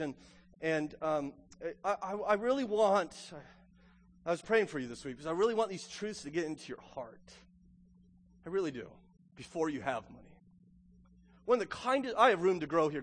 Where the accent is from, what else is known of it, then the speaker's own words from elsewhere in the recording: United States; this is our ethos as an American